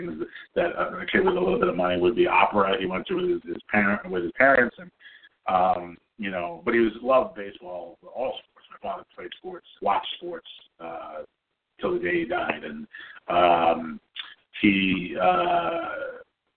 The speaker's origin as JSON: {"language": "English", "area": "Long Island", "region": "New York", "country": "United States", "tie": "born or raised there", "said": "I grew up on Long Island"}